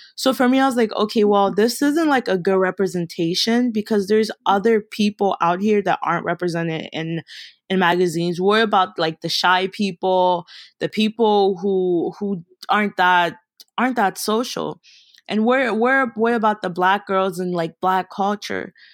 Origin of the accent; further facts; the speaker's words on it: Baltimore, Maryland, United States; also born or lived in Kenya; I'm from Baltimore, Maryland, but originally I'm from Kenya. I came to America when I was four